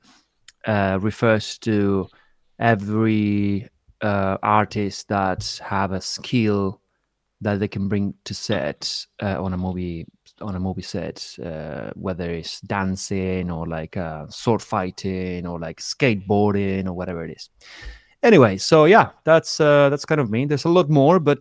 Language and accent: English; Argentina; moved away as an adult; now in United Kingdom; I am originally from Argentina. I came here in 2010